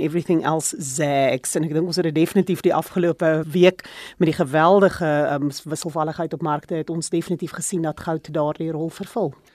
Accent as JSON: {"language": "Afrikaans", "country": "South Africa", "said": "as 'n Suid-Afrikaner"}